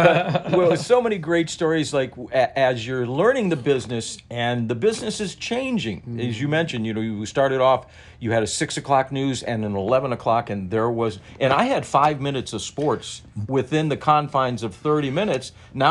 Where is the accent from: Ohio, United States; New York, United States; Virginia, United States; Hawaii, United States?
Ohio, United States; Cleveland; moved away as an adult; also born or lived in South Dakota / Iowa / Buffalo; I got to come home to my hometown in the eighth or ninth largest TV market.